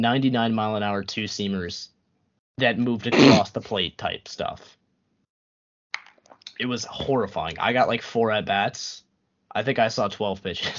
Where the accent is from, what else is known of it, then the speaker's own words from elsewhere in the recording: Boston, Massachusetts, United States; I grew up in Boston, so I'm a Red Sox fan. My whole family was Red Sox fans